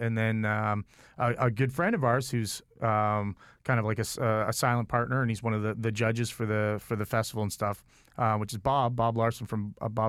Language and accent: English; Toronto, Ontario, Canada; And I'm from Toronto, and I've worked with all the best in Toronto.